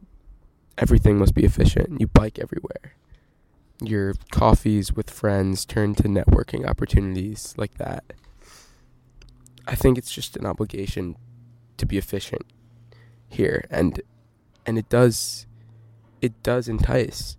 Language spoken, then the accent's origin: English; Midwest, United States; now in Stanford, United States; I'm from the Midwest